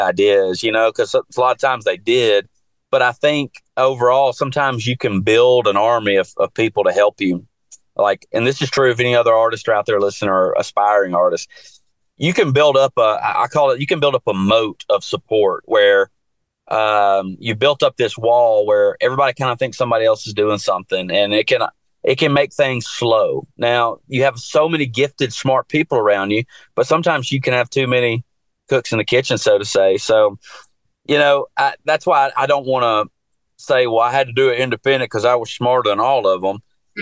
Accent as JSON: {"language": "English", "town": "Jackson", "region": "Tennessee", "country": "United States", "tie": "born or raised there", "moved": "as an adult", "lives_now": "Nashville, United States", "said": "I'm from West Tennessee"}